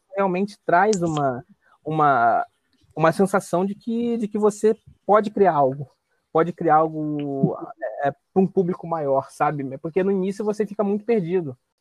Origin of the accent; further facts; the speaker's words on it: Rio de Janeiro, Brazil; sou carioca.